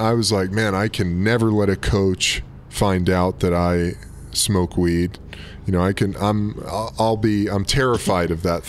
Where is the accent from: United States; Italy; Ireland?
United States; Burbank, California; also born or lived in Brooklyn, New York; We moved out to L.A. when I was 10. Gus was 7. And then went to middle school and high school out here in Burbank, Cali.